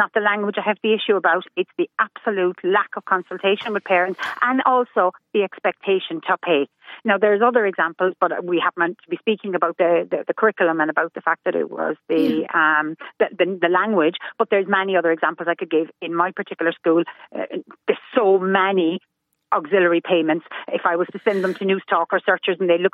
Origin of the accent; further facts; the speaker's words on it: Cork, Munster, Ireland; moved away; I'm originally from Cork